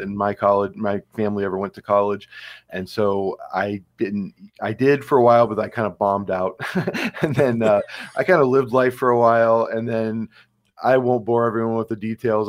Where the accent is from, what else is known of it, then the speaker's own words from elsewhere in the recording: Cleveland, Ohio, United States; moved away as an adult; also born or lived in Georgia / Pennsylvania; now in Cresson, Pennsylvania, United States; I grew up in Cleveland, Ohio